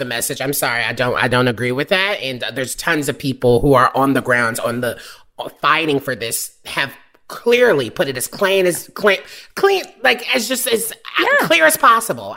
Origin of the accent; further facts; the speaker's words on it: the South, United States; I'm from the South where people used to dip